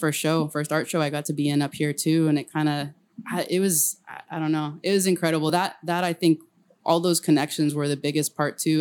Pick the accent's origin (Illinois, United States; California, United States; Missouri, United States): California, United States; El Camino; moved away as an adult; also born or lived in San Francisco; I grew up on El Camino, which is loud as hell